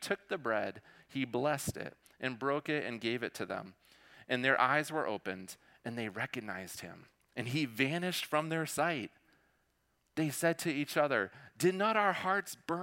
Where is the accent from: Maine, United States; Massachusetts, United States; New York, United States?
Maine, United States; I am from Maine